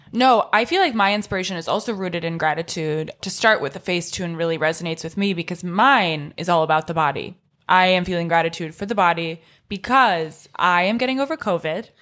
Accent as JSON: {"language": "English", "area": "Orange County", "region": "California", "country": "United States", "said": "I'm from Orange County"}